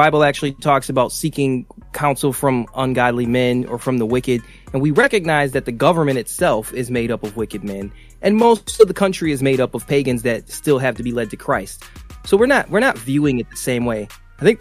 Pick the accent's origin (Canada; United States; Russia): United States; I'm an American